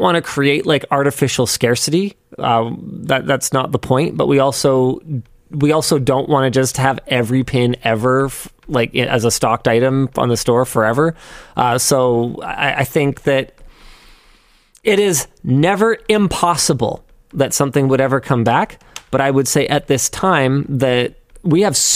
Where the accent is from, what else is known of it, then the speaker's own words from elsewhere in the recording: Canada; we're from Canada, where places are really big